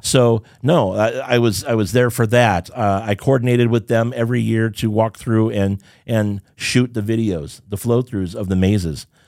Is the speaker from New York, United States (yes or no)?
no; Southern California, United States; also born or lived in Rialto, California / Irvine, California; growing up in Southern California